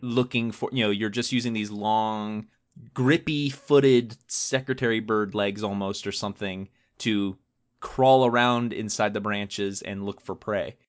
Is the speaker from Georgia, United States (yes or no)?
yes; Georgia, United States; I grew up in Georgia